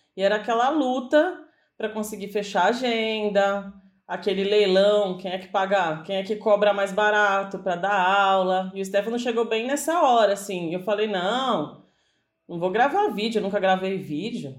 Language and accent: Portuguese; São Paulo, Brazil; Aqui em São Paulo, que a gente é de São Paulo